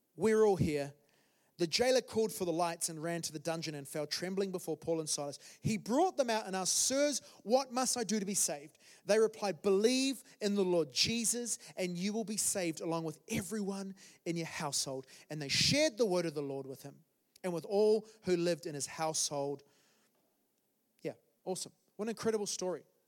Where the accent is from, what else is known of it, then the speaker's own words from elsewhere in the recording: New Zealand; moved away as an adult; now in London, United Kingdom; I'm from, I'm from New Zealand originally. Um, so that was 13 years ago. We came to London, my wife and I.